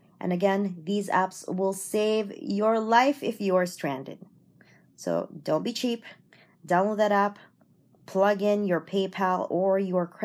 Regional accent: Toronto, Ontario, Canada; I'm from Toronto

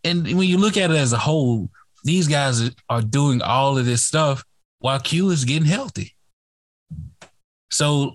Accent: Mississippi, United States; I'm from Mississippi. I watched Ole Miss a lot

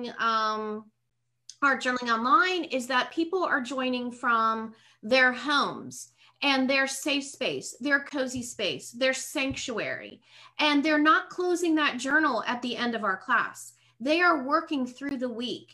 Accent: Pittsburgh, Pennsylvania, United States; moved away as an adult; also born or lived in South Carolina / North Carolina; now in Lakeland, United States; I was born and raised in Pittsburgh

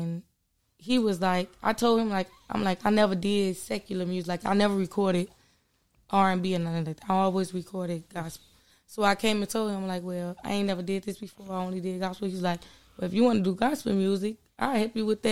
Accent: Chicago, Illinois, United States; I grew up on Chicago Avenue in Lyndale, so I went to the school called Radisson

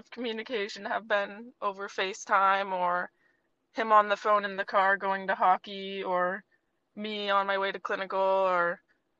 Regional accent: Vermont, United States; moved away as an adult; now in Connecticut, United States; I grew up in Vermont, where Sophia and I knew each other.

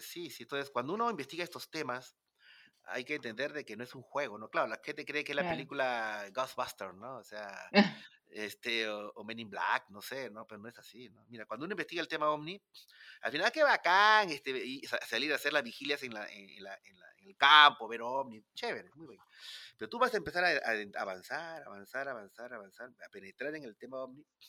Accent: Peru; un peruano solo, nadie me conocía ahí, no estaba en mi país

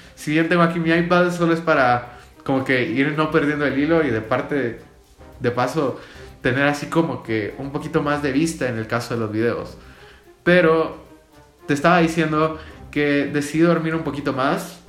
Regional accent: Guatemala; yo soy de Guatemala

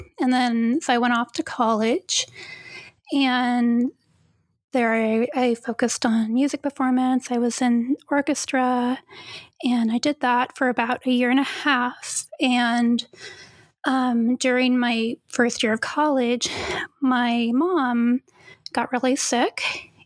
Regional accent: Vacaville, California, United States; moved away as an adult; also born or lived in Petaluma, California / Long Beach, California; I grew up for most of my childhood in Vacaville

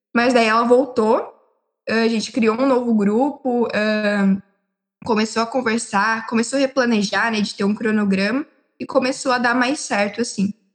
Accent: Limeira, São Paulo, Brazil; Eu sou da cidade de Limeira e eu moro em Limeira

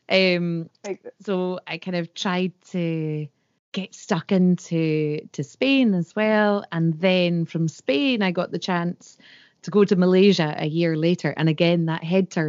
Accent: Scotland, United Kingdom; And the longer I was away from Scotland, the mm-hmm. more proud I became of my tradition and language.

